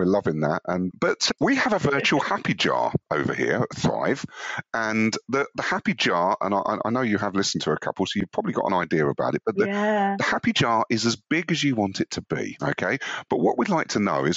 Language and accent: English; London, United Kingdom; I was born on Shooters Hill